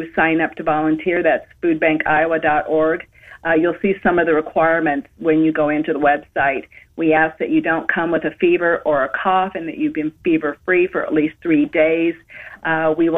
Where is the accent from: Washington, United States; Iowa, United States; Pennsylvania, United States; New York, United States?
Iowa, United States; my home state of Iowa